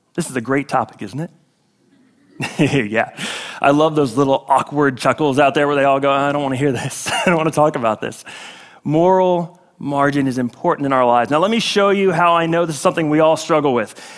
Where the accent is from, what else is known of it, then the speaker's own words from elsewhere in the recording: Northeast, United States; now in Florida, United States; I'm from the Northeast